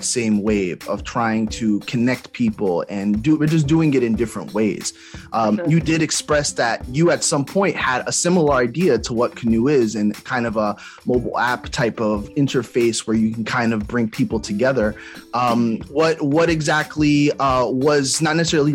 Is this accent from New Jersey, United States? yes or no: yes; East Orange, New Jersey, United States; I'm from Jersey as well. I'm from East Orange.